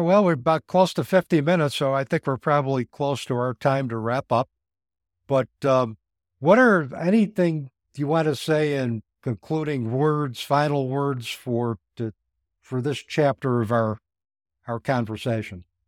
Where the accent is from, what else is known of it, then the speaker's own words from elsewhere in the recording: Utica, New York, United States; I went to a Catholic school, one-room schoolhouse in Utica, New York, uh, called Saint Mary's School.